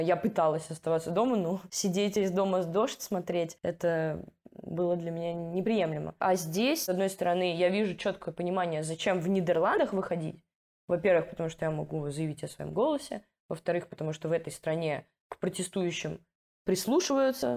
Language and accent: Russian; Russia; now in Amsterdam, Netherlands; я из Раши